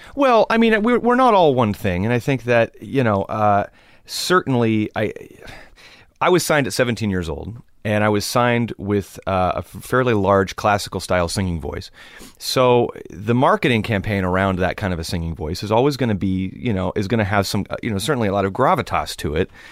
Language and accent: English; Los Angeles, California, United States; growing up in Los Angeles, it's, it's a, it's a cultural melting pot